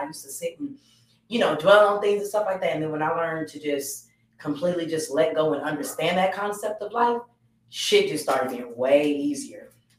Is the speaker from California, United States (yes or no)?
no; Atlanta, Georgia, United States; I'm born and raised here. You know what I'm saying? I'm born and raised in Atlanta.